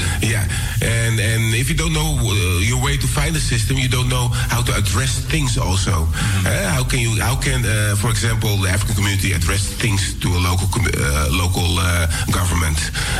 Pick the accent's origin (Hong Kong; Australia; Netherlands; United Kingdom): Netherlands; Amsterdam, North Holland; I was raised here in Amsterdam Southeast, and it's a melting pot of cultures.